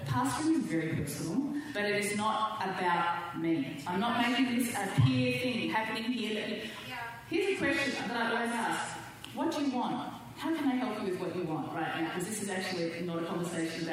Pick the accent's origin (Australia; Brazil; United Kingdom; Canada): Australia; moved away as an adult; now in Southern California, United States; I'm too Australian